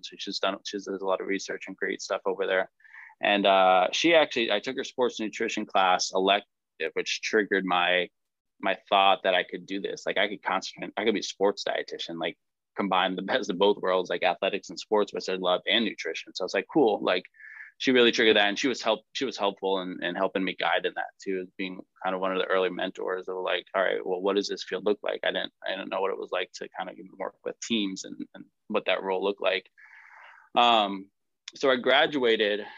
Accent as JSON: {"language": "English", "town": "Suffield", "region": "Connecticut", "country": "United States", "tie": "born or raised there", "said": "I grew up in Su- Suffield, Connecticut"}